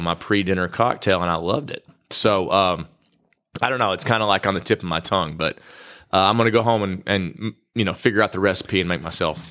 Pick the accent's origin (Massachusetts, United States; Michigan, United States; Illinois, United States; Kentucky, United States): Kentucky, United States; I'm from Kentucky and I love bourbon